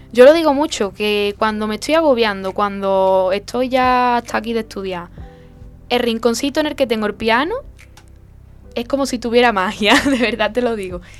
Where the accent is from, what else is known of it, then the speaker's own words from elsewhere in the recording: Castilla-La Mancha, Spain; allí en, Castilla-La Mancha. Y, en mi pueblo también hay algunos, algunos conciertos cerrados, eh, en Arbacete, como he dicho, en algunos pueblecitos de Arbacete.